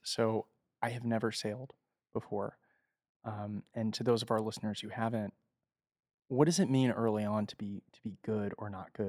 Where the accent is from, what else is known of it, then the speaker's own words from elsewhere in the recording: United States; I'm from America, so I don't know about the rest of the world, but I hear things.